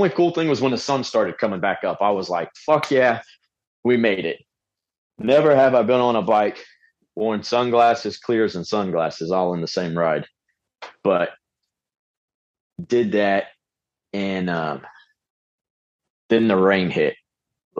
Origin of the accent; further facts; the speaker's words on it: Pensacola, Florida, United States; I grew up in Pensacola area